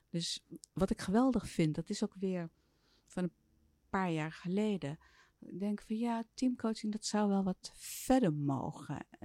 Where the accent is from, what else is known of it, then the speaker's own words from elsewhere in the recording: Soest, Utrecht, Netherlands; born there; In Soest.